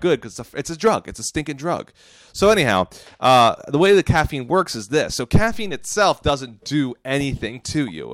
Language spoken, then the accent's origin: English; United States; I'm an American